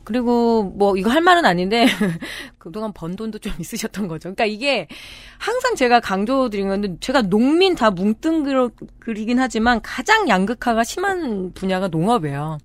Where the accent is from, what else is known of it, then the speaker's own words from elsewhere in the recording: Chungju, North Chungcheong, South Korea; 충주 출신이잖아요. 이제 겁내 춥거든요.